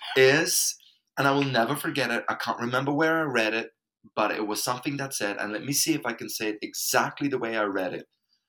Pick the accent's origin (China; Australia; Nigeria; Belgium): Belgium; English is a second language; moved away as an adult; now in Spain; I'm coming from Belgium